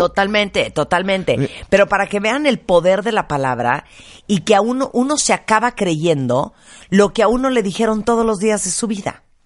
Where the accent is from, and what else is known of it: Mexico